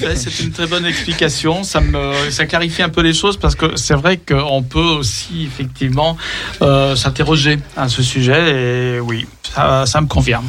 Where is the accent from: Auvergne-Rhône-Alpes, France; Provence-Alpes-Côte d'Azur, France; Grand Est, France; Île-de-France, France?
Auvergne-Rhône-Alpes, France; Lyon; Nous sommes lyonnais